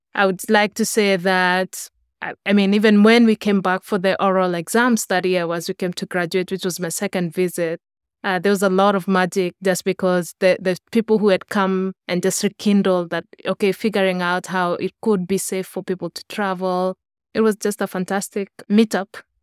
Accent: Kenya; moved away as an adult; now in United States; I grew up in Kenya

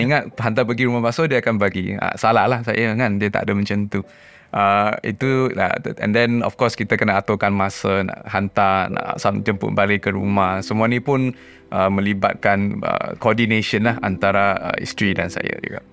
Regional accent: Penang, Malaysia; saya dari Penang dari pekan yang kecil kampung saya

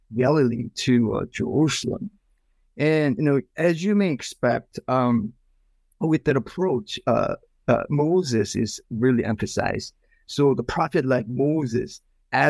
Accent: South Korea; moved away as an adult; also born or lived in Philadelphia, United States; now in Pasadena, United States; I came from Korea, South Korea, about 15 years ago

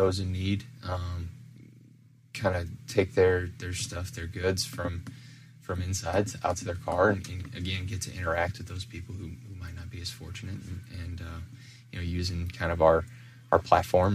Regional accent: St. Louis, Missouri, United States; moved away as an adult; also born or lived in Central Illinois; now in Springfield, United States; I was born and raised in the suburbs of St. Louis

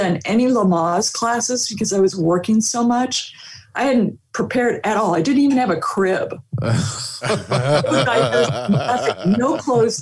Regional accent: Torrance, California, United States; I'm from Torrance, California

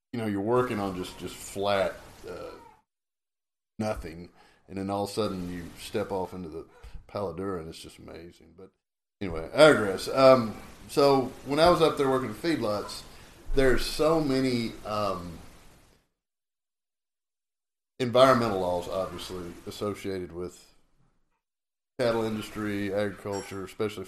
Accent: Robertson County, Texas, United States; also born or lived in Hereford, Texas; I grew up in Robertson County, which is just right across the OSR from Brazos County

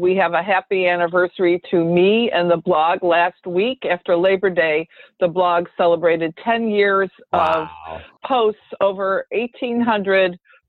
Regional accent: Michigan, United States; I grew up in Michigan, so that was very common.

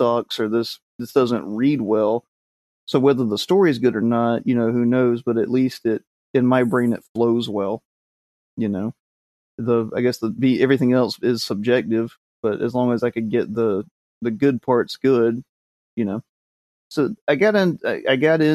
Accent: the South, United States; I'm from the South, which means we just butcher words anyway

